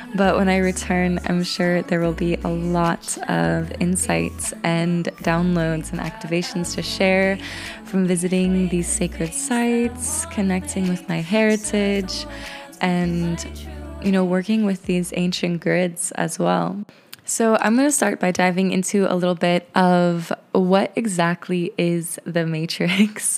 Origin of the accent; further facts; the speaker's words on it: Lithuania; moved away; Lithuania to visit my home country, visit my roots, and reconnect with my ancestry there